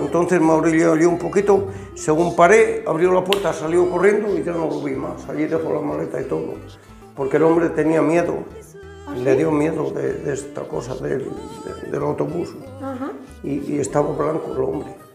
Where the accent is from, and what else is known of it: Ciudad Rodrigo, Castile and León, Spain; born or raised there; moved away as an adult; also born or lived in Germany